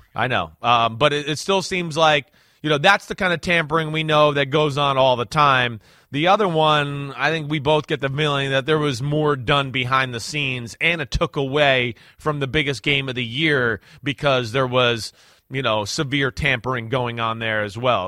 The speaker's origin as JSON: {"language": "English", "region": "New Jersey", "country": "United States", "tie": "born or raised there", "said": "She, she grew up in the same area I grew up"}